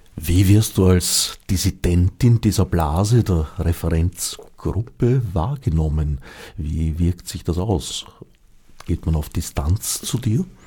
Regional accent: Austria; also born or lived in Switzerland; indem ich eine Zeit lang als Österreicher in der Schweiz

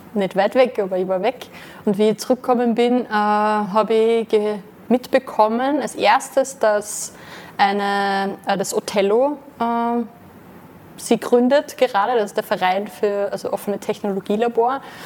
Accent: Vöcklabruck area, Upper Austria, Austria; ich bin eigentlich hier in der Gegend aufgewachsen, ähm, bin auch in Verklebuck in die Schule gegangen

